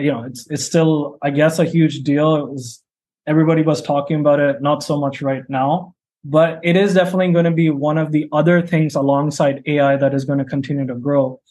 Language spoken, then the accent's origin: English; India; when I was growing up in India